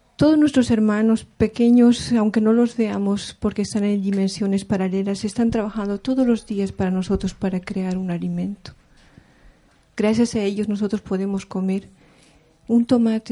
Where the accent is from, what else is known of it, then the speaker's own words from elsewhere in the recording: Taraco, La Paz, Bolivia; Yo vengo desde Bolivia, de a orillas de la Titicaca, de la comunidad de Taraco, que está en Tiahuanaco, eh, comunidad aymara